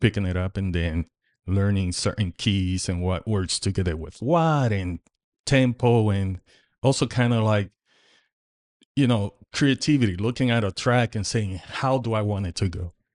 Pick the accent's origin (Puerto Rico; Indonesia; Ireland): Puerto Rico; now in Indiana, United States; I grew up in Puerto Rico